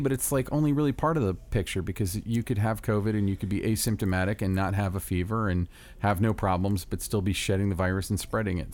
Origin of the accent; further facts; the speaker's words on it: Orlando, Florida, United States; my hometown of Orlando, Florida